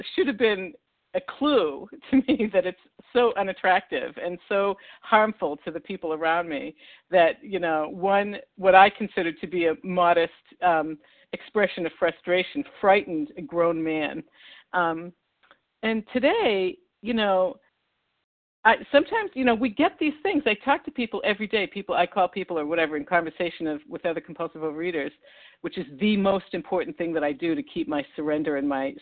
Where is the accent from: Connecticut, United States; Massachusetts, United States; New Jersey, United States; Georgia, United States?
Massachusetts, United States; Newton; accent: Boston; recovered in West Newton, Massachusetts, right next to Boston, which would explain my accent.